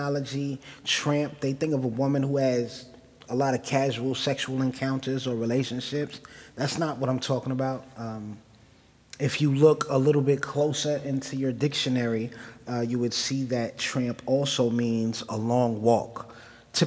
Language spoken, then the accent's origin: English; New Rochelle, New York, United States; I'm from New Rochelle